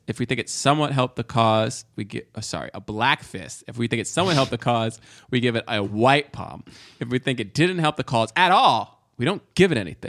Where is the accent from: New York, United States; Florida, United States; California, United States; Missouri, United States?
New York, United States; I was born in New York.